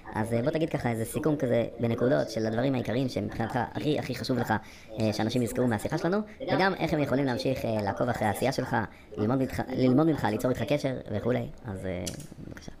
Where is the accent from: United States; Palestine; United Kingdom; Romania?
United Kingdom; England; now in Israel; אני גם גדלתי באנגליה